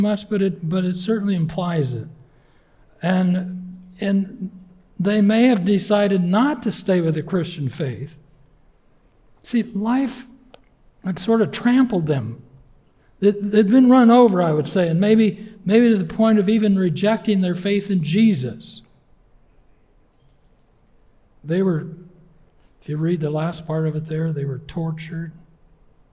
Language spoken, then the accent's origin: English; Yakima Valley, Washington, United States; now in Keene; my wife and I grew up in the Northwest. She in Bellingham and me in the Yakima Valley